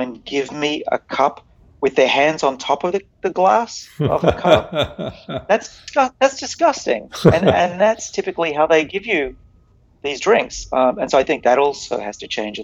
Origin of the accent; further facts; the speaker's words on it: United States; I'm American.